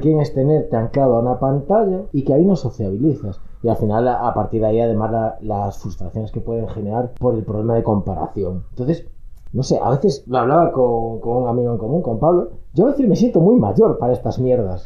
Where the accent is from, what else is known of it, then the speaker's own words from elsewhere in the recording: Ourense, Galicia, Spain; moved away; yo soy de Urense y no voy mucho a Urense